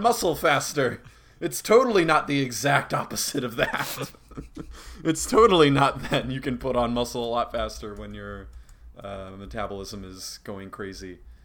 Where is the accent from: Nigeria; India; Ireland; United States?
United States; Reedsburg, Wisconsin; I'm from Reedsburg, and I've never heard anyone use Tony